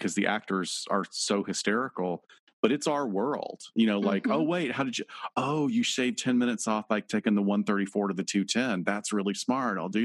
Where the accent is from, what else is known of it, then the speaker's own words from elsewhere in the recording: North Alabama, United States; also born or lived in Los Angeles County, California; now in Los Angeles, United States; if I was growing up in North Alabama